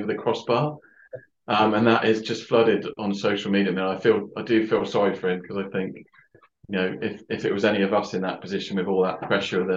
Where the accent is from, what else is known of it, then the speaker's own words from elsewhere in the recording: Hythe, South East England, United Kingdom; also born or lived in Yeovil, Somerset; now in Cornwall, United Kingdom; I spent most of my formative years living in Hythe, which is very close to Southampton near the Solent